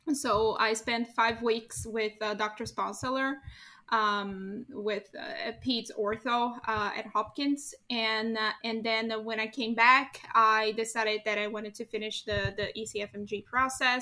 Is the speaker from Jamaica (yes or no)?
no; Brazil; moved away as an adult; also born or lived in Niterói, Brazil / Rio de Janeiro, Brazil; I am originally from Brazil